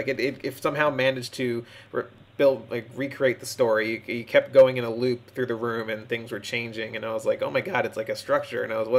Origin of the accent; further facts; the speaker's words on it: Maryland, United States; I'm actually from the East Coast and in Maryland